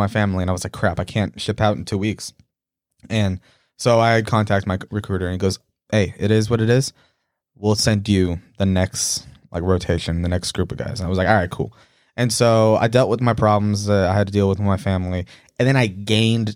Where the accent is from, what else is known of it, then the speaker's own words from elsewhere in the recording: Concord, California, United States; moved away as an adult; also born or lived in Pittsburg, California; I'm from the Bay Area. I'm from, like, Concord, Pittsburgh. For somebody that I grew up in the Bay, I was born out there